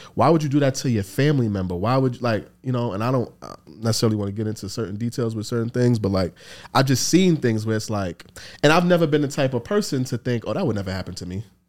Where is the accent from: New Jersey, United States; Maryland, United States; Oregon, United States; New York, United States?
New York, United States; New York City; growing up in the Bronx, in the time that I grew up